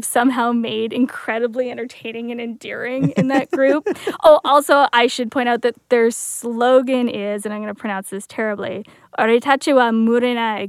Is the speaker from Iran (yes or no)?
no; Welland, Ontario, Canada; I grew up in Welland, so it was like a 20-minute drive from WWE Niagara Falls